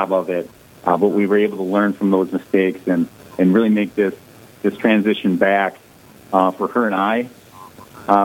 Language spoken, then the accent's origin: English; Ortonville, Minnesota, United States; also born or lived in Alexandria, Minnesota; I grew up in Ortonville, Minnesota